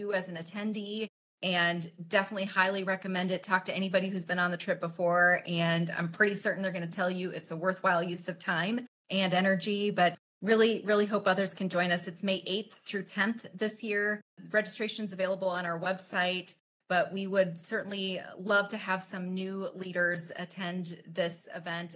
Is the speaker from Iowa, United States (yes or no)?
yes; Creston, Iowa, United States; So I grew up in Creston, so small town, southwestern Iowa